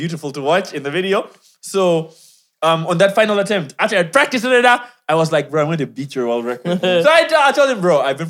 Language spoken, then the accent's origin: English; Kenya; By the way, I'm also Kenyan.